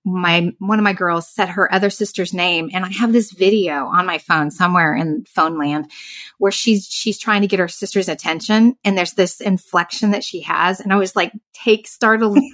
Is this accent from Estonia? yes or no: no; Southern Indiana, United States; moved away as an adult; now in Central Florida, United States; I grew up in Southern Indiana. So I'm a Midwestern small town girl at heart